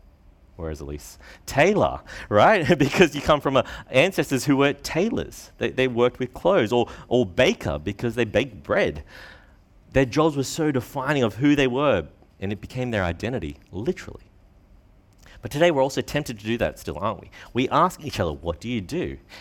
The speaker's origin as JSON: {"language": "English", "country": "Australia", "tie": "born there", "said": "I'm Australian-born Chinese, that's how I identify myself."}